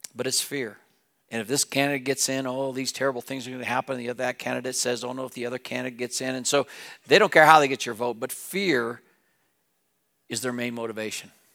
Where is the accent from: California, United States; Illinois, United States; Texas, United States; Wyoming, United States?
Wyoming, United States; Wheatland; moved away as an adult; now in Laramie, United States; I grew up in Wheatland, the mountains were west of me.